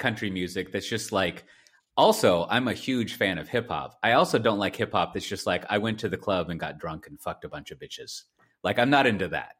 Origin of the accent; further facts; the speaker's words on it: Texas, United States; I was born there. Clearly, I'm a Texan